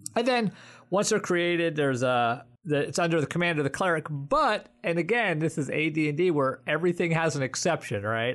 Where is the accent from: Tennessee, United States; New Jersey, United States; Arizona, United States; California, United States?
New Jersey, United States; I'm from New Jersey and not Jewish.